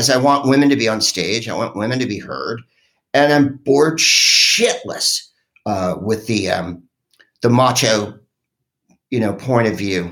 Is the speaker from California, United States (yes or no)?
yes; San Francisco, California, United States; I'm from San Francisco, which is a, you know, super liberal place